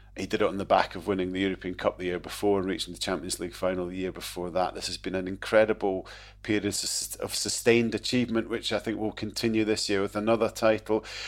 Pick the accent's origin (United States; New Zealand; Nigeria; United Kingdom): United Kingdom; Scotland; as a Scot